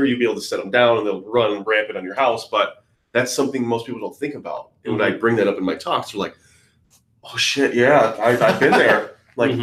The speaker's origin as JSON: {"language": "English", "town": "Detroit", "region": "Michigan", "country": "United States", "said": "I'm from Detroit, Michigan"}